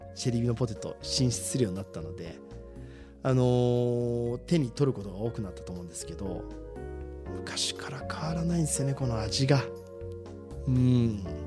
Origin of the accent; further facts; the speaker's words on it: Shizuoka, Japan; 私たち静岡人って雪に縁がない